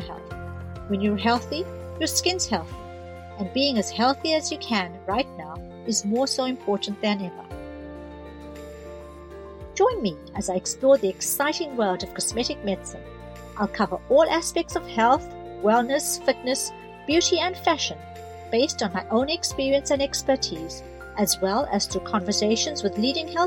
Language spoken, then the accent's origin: English; South Africa; now in New Zealand; I grew up at the height of apartheid in South Africa